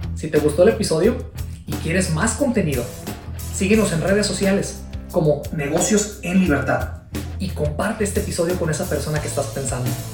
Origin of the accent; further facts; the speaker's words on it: Mexico; México, que es mi país natal